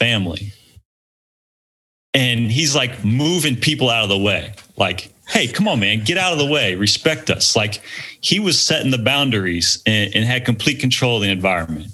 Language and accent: English; Missouri, United States; I'm from Missouri